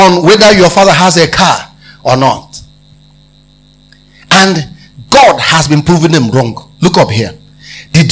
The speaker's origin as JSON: {"language": "English", "region": "Abia", "country": "Nigeria", "said": "I come from Abia State."}